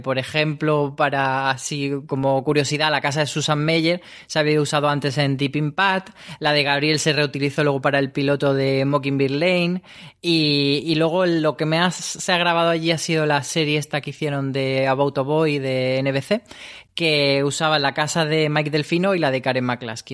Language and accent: Spanish; Granada, Andalusia, Spain; moved away; ahora estoy en mi tierra, en Granada